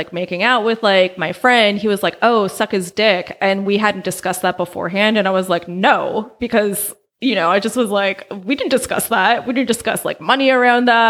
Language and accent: English; Albany, California, United States; also born or lived in Oakland, California; I was born in Oakland and I grew up in Albany.